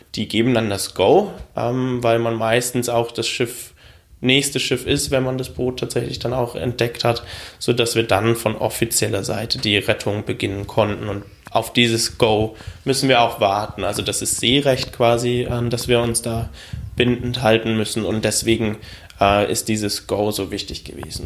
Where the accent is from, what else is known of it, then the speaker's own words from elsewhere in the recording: Germany; mein Heimatland Deutschland